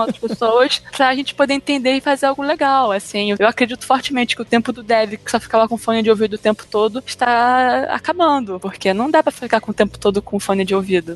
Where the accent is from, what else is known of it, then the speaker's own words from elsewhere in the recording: Rio de Janeiro, Brazil; eu sou do Rio de Janeiro